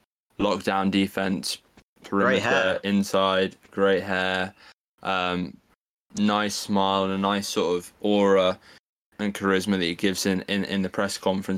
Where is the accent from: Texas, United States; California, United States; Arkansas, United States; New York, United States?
New York, United States; New York City; You know I'm taking my hometown boys, the Knicks.